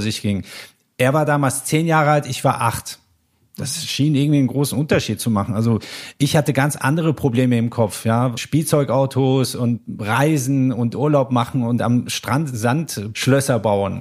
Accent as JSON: {"language": "German", "country": "Germany", "tie": "born or raised there", "also_born_or_lived": "Iran / Paris", "first_language": "German", "said": "ich hatte eben halt auch die meiste Zeit meines Lebens bereits zu dem Zeitpunkt äh, in Deutschland verbracht. Ich ich sprach die deutsche Sprache als meine Muttersprache"}